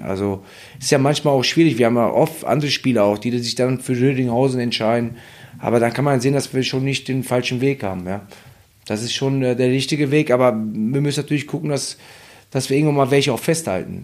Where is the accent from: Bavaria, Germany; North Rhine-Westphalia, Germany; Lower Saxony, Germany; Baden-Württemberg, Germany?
North Rhine-Westphalia, Germany; Hagen; ich bin ja in, in Hagen groß geworden und oder in Deutschland